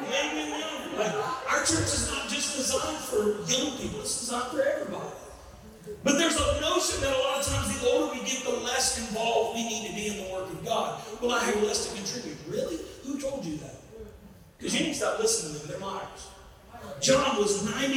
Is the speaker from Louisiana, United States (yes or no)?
yes; Southeast Louisiana, United States; I'm from Southeast Louisiana